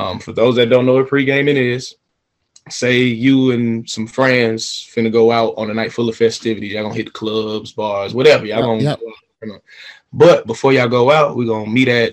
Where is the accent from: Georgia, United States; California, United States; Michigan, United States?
Georgia, United States; Atlanta; I'm from Atlanta, Georgia, born and raised